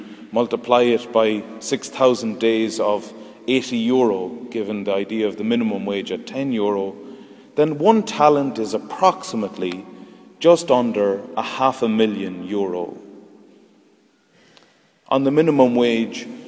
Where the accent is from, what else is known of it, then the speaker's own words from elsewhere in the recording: Ireland; Our perception as Irish people in 2011 is formed by our time and place